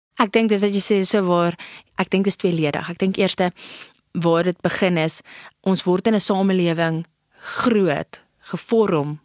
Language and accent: Afrikaans; South Africa; ek ag myself as 'n trotse Suid-Afrikaner